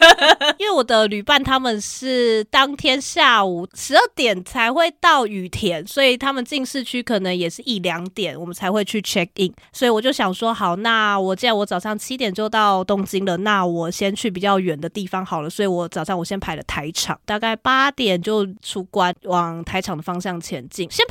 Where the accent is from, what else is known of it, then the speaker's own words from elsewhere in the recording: Kaohsiung, Taiwan; 对，那边非常像我老家。